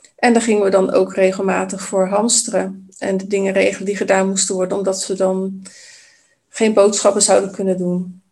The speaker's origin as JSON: {"language": "Dutch", "town": "Vlaardingen", "region": "South Holland", "country": "Netherlands", "tie": "born or raised there", "also_born_or_lived": "Maassluis", "said": "mijn wiegje heeft gestaan in, ja, in Maasluis oorspronkelijk. Ehm, en ik ben grotendeels opgegroeid in Vlaardingen."}